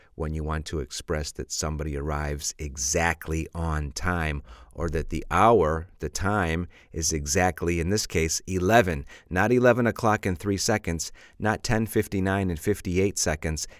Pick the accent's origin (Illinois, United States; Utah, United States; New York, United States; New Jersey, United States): Illinois, United States; Chicago; I'm from Chicago, and we have a lot of slush in Chicago